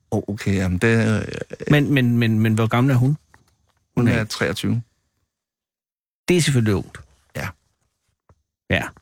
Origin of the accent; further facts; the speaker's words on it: Slagelse, Zealand, Denmark; Jeg er fra Slagelse.